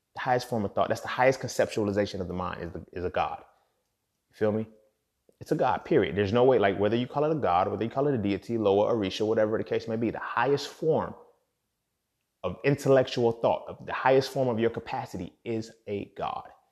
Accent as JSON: {"language": "English", "country": "United States", "said": "we're all American"}